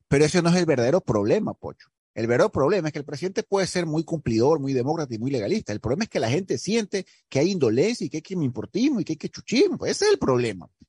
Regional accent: Ecuador; yo como ecuatoriano

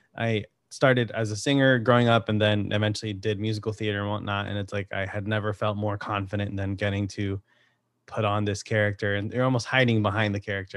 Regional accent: Connecticut, United States; I'm from Connecticut

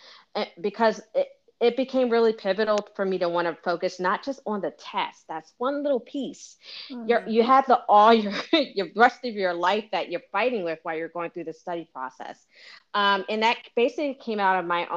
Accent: Philadelphia, Pennsylvania, United States; moved away as an adult; also born or lived in Washington, District of Columbia, United States; I'm originally from Philadelphia.

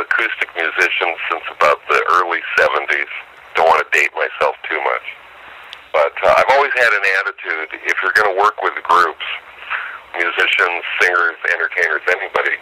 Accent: Omaha, Nebraska, United States; moved away as an adult; also born or lived in Chicago / Denver / California; My folks moved to the Midwest, actually Omaha, Nebraska, when I was quite young

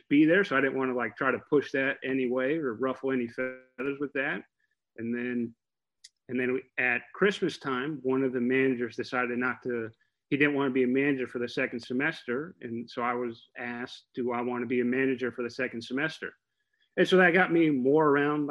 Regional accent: Oviedo, Florida, United States; I was pretty much raised in Oviedo. So I moved there when we were like 2 years old. So I went to Haggerty High School in Oviedo, Oviedo, Florida

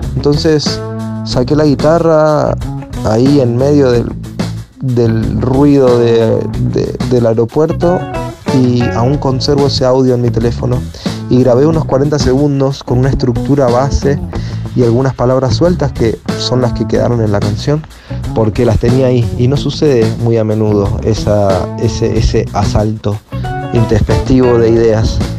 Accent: Mendoza, Argentina; moved away as an adult; now in Buenos Aires, Argentina; cinco somos de la provincia de Mendoza

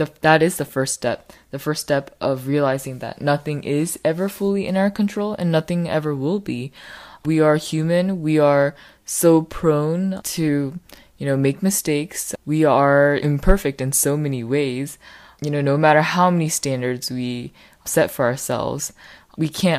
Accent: United States; I am Korean American

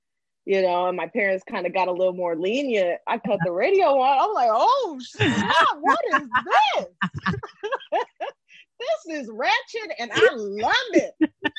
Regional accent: Texas, United States; So for me, I grew up in Texas. My parents were in the military, so we moved around a lot, but we ended up settling in Texas for a while

